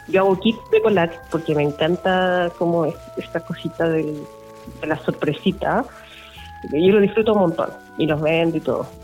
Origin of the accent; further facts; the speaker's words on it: Copiapó, Atacama, Chile; moved away; also born or lived in Santiago; yo crecí en Copiapó